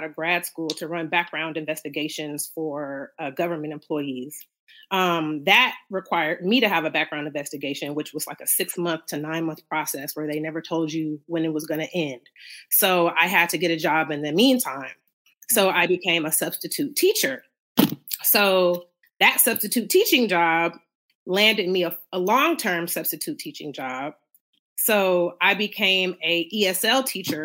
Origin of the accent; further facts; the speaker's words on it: Oakland, California, United States; I am from Oakland, California